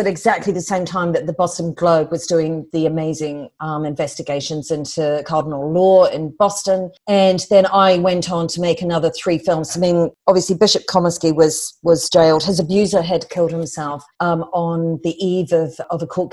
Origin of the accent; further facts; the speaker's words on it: New Zealand; moved away; I come from New Zealand